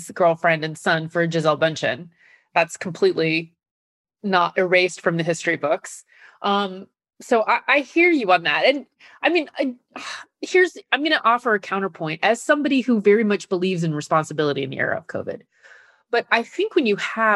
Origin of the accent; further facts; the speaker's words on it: Nebraska, United States; now in New York, United States; I live in New York, but I'm from Nebraska